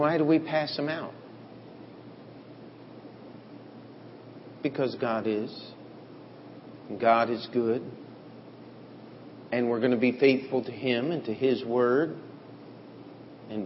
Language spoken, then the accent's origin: English; United States; as Americans